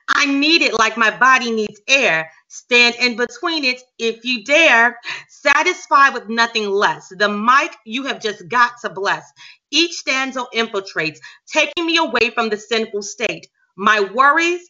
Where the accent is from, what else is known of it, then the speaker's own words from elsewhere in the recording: Huntsville, Alabama, United States; my hometown, the city where I reside in right now, Huntsville, Alabama.